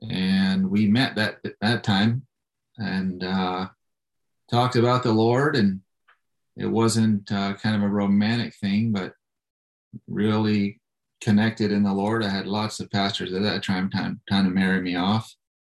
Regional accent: Tennessee, United States; also born or lived in South Carolina / Florida; I grew up in Tennessee, and I grew up in South Carolina and Florida.

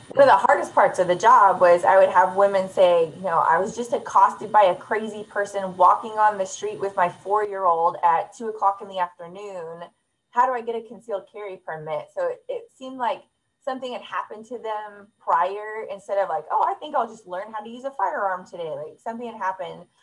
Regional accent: California, United States; moved away as an adult; now in North Carolina, United States; we're from California

